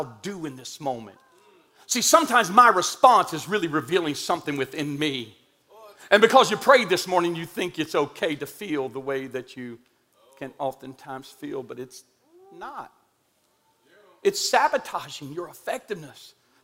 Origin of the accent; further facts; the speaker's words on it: Indian Mound, United States; I'm from Indian Mound